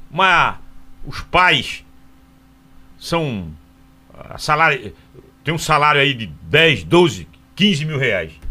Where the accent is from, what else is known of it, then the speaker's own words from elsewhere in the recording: Caruaru, Pernambuco, Brazil; Sou de Caruaru.